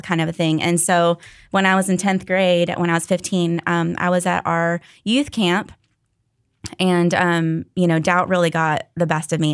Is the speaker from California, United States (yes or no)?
no; Daytona Beach, Florida, United States; moved away; I grew up in Daytona Beach at First Baptist Daytona